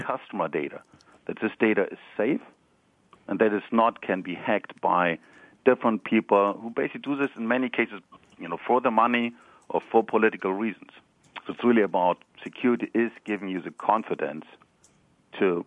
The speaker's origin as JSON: {"language": "English", "country": "Germany", "accent": "German", "second_language": "English", "moved": "yes", "lives_now": "Palo Alto, United States", "said": "I'm, originally, as you might recognize from my accent, I'm German."}